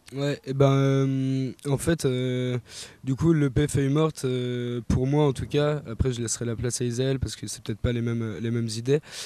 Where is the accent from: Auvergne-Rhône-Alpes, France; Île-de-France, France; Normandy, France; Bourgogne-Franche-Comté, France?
Bourgogne-Franche-Comté, France; Besançon; je suis natif de Besançon